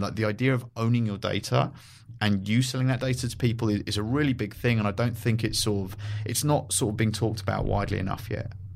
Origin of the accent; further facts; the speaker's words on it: London, United Kingdom; moved away as an adult; also born or lived in San Francisco; now in Los Angeles, United States; I grew up in London